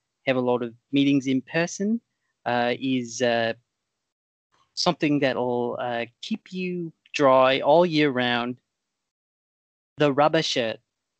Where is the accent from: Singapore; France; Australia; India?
Australia; In all fairness, I'm from Australia. We have very different suite of products over there.